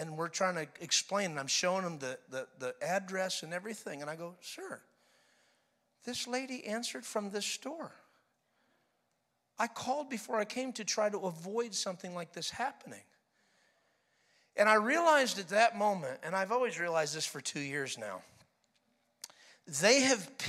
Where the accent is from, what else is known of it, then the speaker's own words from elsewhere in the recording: New York, United States; moved away as an adult; now in Florida, United States; I was born and raised in New York, baby. 21 years born and raised. Then I moved to Florida